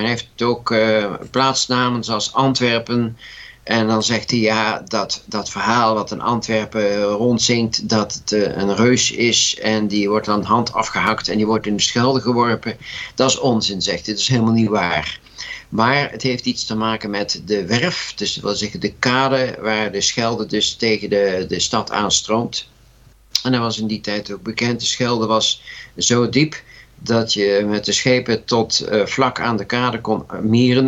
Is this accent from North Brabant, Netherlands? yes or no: yes; Breda, North Brabant, Netherlands; moved away as an adult; also born or lived in 's-Hertogenbosch, Netherlands; now in The Hague, Netherlands; Breda natuurlijk, dat is mijn geboortestad.